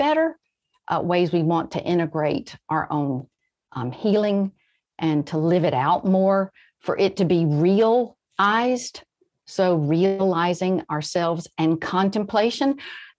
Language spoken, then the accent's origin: English; rural Georgia and Alabama, United States; also born or lived in Florida; I grew up really in the very rural parts of Georgia and Alabama, and I was born in Florida